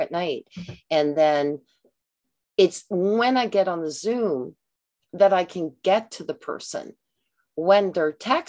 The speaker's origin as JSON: {"language": "English", "country": "Canada", "said": "I'm a Canadian"}